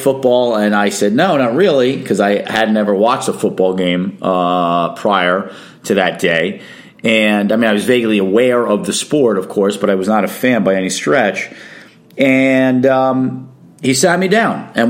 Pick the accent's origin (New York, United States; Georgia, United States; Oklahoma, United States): New York, United States; New York City; I'm born and raised in Brooklyn, New York